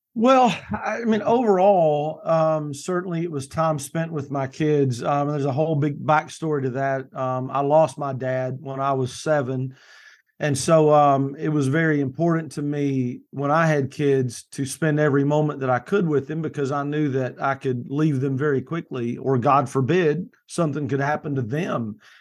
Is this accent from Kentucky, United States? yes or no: yes; Kentucky, United States; now in Morehead City, United States; Right now, I live in coastal, uh, North Carolina. I'm from Kentucky originally.